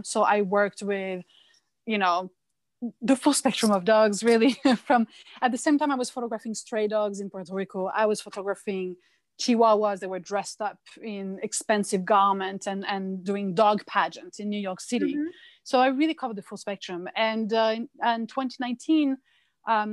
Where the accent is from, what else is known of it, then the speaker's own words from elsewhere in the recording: France; now in United States; I come from France